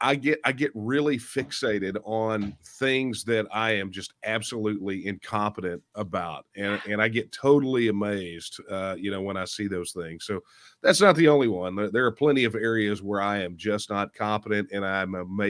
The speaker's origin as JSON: {"language": "English", "region": "Texas", "country": "United States", "accent": "Texan"}